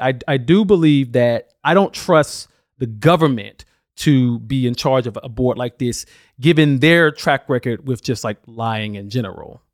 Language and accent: English; Alabama, United States; my home state of Alabama